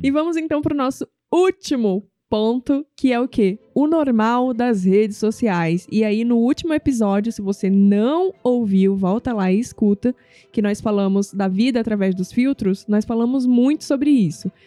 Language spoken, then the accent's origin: Portuguese; Northeast Region, Brazil; moved away; eu nasci no Nordeste